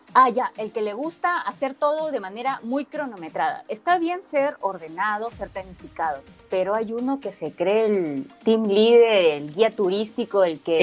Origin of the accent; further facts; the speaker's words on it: Peru; De Perú